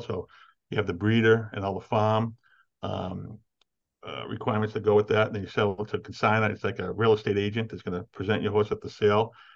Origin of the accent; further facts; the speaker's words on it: Everett, Massachusetts, United States; also born or lived in Winchester, Massachusetts; Spent a lot of time uh, early, in my early years growing up in Everett, Massachusetts, and then uh, I found an uncle started a construction business that uh, took off and had some success. And we moved out to Winchester, and I've been there ever since